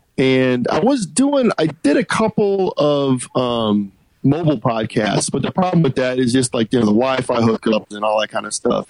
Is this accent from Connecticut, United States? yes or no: yes; Bristol, Connecticut, United States; moved away as an adult; now in Austin, United States; I grew up in Connecticut, and I moved to Austin in nine the end of '91.